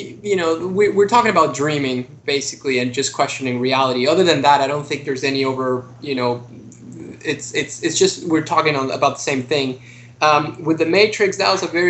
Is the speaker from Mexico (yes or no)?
yes; Mexico City, Mexico; now in United States; I came to the U.S. I'm originally from Mexico City